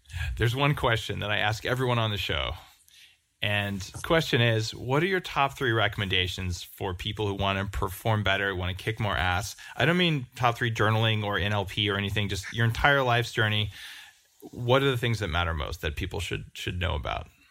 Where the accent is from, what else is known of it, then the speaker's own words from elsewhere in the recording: New Mexico, United States; I grew up in New Mexico